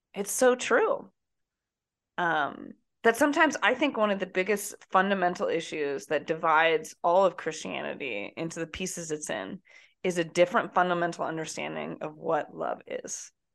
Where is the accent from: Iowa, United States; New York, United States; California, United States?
Iowa, United States; moved away; also born or lived in New Jersey; from Iowa